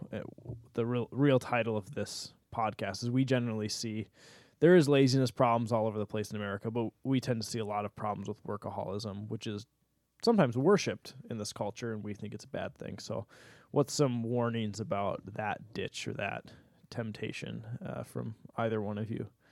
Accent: United States

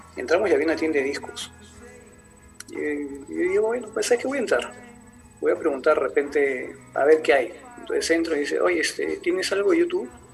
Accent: Peru; soy de Perú

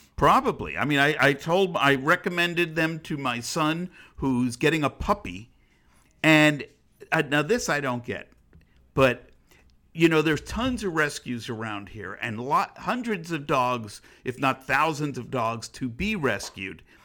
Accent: United States; I was proud to be an American

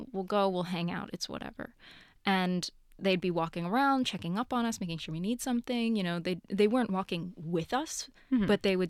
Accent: New York, United States; No, that's very far. I'm from New York.

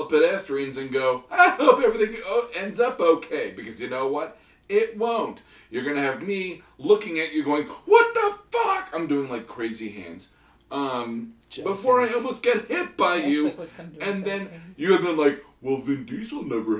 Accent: the South, United States; moved away; I'm from the South.

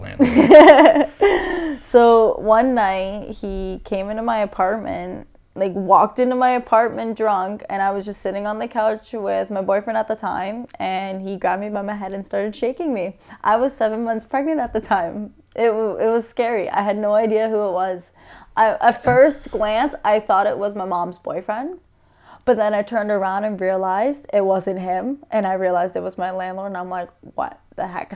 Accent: St. Catharines, Ontario, Canada; I am from St. Catharines, born and raised

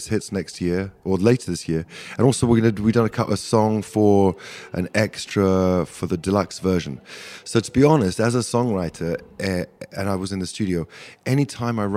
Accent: England, United Kingdom; moved away as an adult; now in United States; I'm a nationalized American, half American, half English

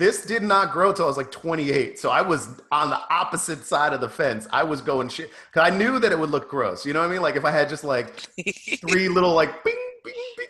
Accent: New York, United States; also born or lived in Long Island; I'm from New York

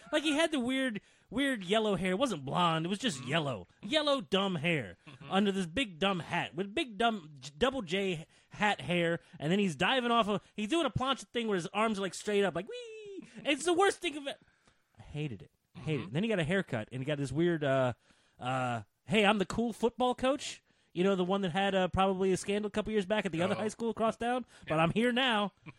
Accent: Virginia, United States; As a boy born and raised in Virginia, south enough to be offended by this garbage.

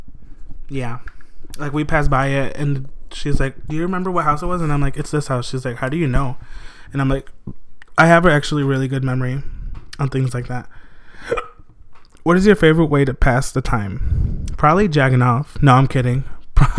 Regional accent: Blue Island, Illinois, United States; also born or lived in Harvey, Illinois; we moved to Blue Island when I was like 3 years old

